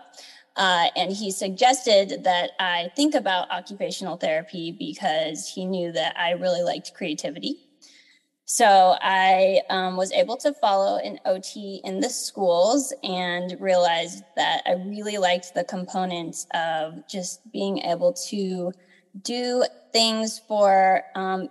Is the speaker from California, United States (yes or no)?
yes; Southern California, United States; I was born and raised in Southern California